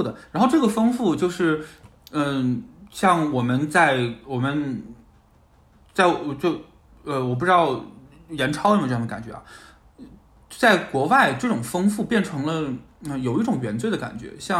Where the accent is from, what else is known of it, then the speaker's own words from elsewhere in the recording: China; 他们就会觉得这是因为我就是中国人有一个 one hundred years humiliation trauma，